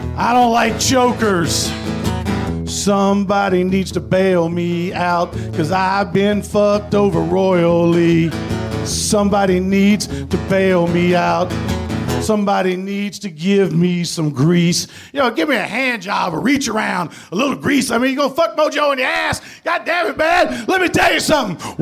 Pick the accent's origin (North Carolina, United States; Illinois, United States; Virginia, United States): Virginia, United States; Danville; moved away as an adult; also born or lived in Ohio; I grew up in Danville, Virginia